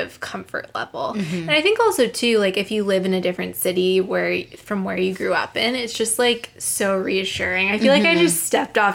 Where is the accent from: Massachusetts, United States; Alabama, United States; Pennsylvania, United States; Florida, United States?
Pennsylvania, United States; Pittsburgh; moved away as an adult; now in Boston, United States; I'm from Pittsburgh, and I still have a group of close high school friends